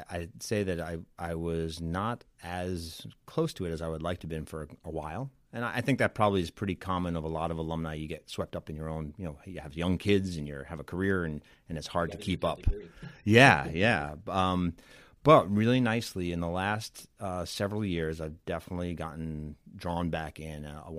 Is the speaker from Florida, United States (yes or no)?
no; Syosset, New York, United States; So I grew up in Syosset, Long Island.